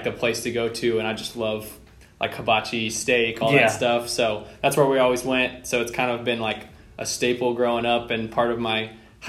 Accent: Lubbock, Texas, United States; I grew up here in Lubbock. I lived in the same house my whole life

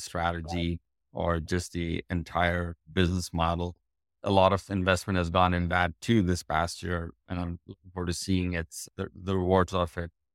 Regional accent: India; moved away as an adult; now in United States

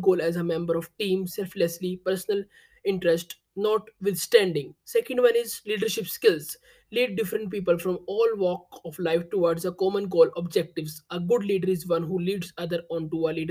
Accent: India; I am from India

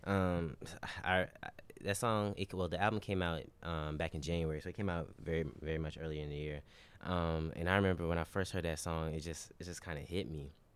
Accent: Charlotte, North Carolina, United States; I'm from Charlotte

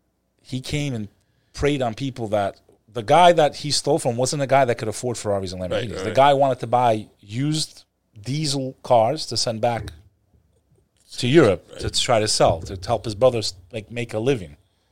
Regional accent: Dirty Jersey, New Jersey, United States; also born or lived in Houston, Texas; Houston. But I didn't grow up there, as you can tell. I grew up in the Dirty Jets with occasional, weekends in the Bronx with the Albanians and Pelham Parkway to the Sheepes.

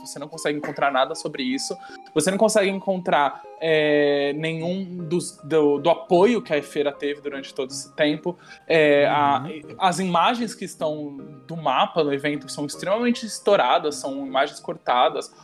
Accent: Brazil; a gente é brasileiro

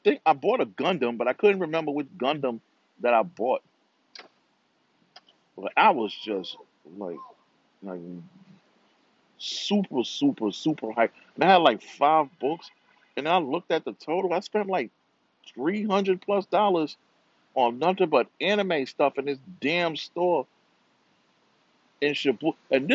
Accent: New York City, New York, United States; also born or lived in Rio de Janeiro, Brazil; I'm from New York. I'm from Brooklyn

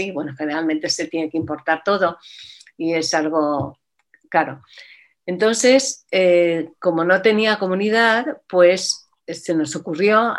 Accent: Mexico; moved away as an adult; now in Asturias, Spain; yo nací en México y en México sabes que la colectividad judía es muy grande, es muy potente y estuve ahí hasta que eh, cuando terminé el bachillerato hice el viaje típico que se hace a Israel

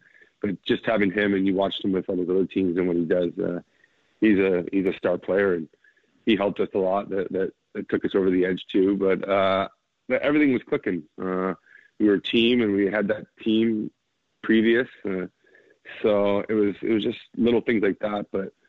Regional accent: Toronto, Ontario, Canada; I grew up in Toronto

